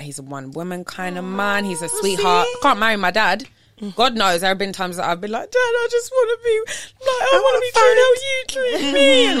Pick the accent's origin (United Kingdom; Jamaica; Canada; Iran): Jamaica; I'm sorry to say it like that, but I'm a Jamaican